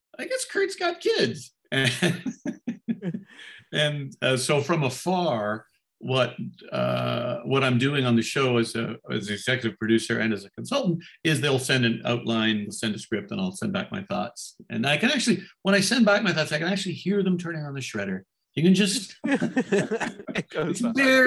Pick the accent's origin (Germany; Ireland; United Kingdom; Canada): Canada; now in United States; As a Canadian